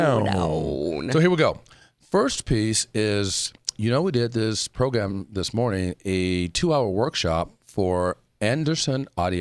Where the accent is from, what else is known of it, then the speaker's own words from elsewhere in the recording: South Africa; We speak as South African.